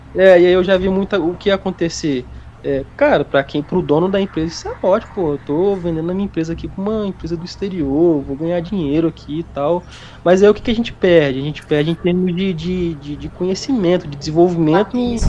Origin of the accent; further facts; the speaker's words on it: Minas Gerais, Brazil; eu sou de Minas